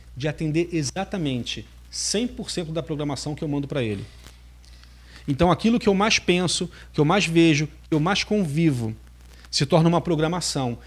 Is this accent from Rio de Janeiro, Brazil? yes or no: yes; Rio de Janeiro, Brazil; now in Espírito Santo, Brazil; Eu sou do Rio de Janeiro, é, morei um bom tempo aqui no Espírito Santo